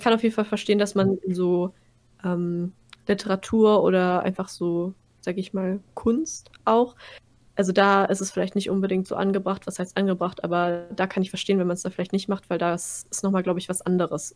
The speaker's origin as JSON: {"language": "German", "country": "Germany", "said": "wir kommen aus Deutschland"}